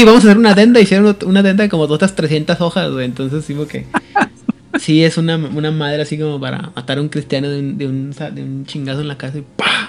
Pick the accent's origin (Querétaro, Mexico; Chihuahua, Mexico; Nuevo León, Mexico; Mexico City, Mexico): Chihuahua, Mexico; Ciudad Juárez; yo quiero mucho mi tierra, ¿no? Pero en Juárez